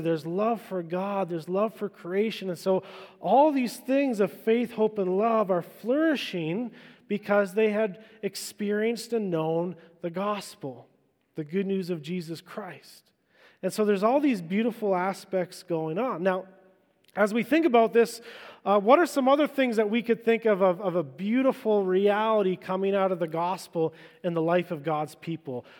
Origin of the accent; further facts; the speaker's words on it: Vancouver Island, British Columbia, Canada; I'm an island boy. I grew up in Vancouver Island